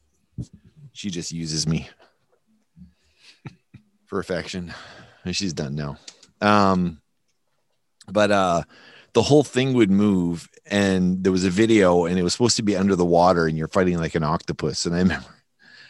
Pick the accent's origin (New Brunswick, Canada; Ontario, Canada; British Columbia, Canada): New Brunswick, Canada; now in Winnipeg, Canada; Todd and I grew up in New Brunswick